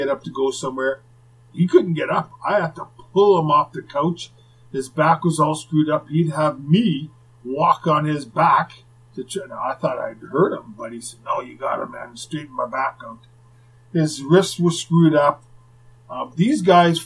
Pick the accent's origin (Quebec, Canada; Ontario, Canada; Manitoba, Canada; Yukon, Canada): Manitoba, Canada; Winnipeg; what it was like growing up in Winnipeg